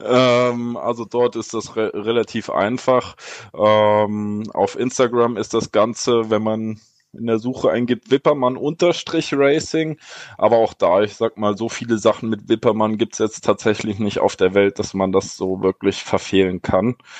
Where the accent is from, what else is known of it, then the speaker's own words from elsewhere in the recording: Erfurt, Thuringia, Germany; als Erfurter